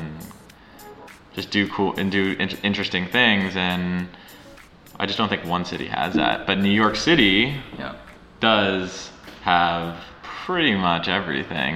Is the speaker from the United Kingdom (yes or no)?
no; Montreal, Quebec, Canada; moved away as an adult; I'm originally from Montreal, Canada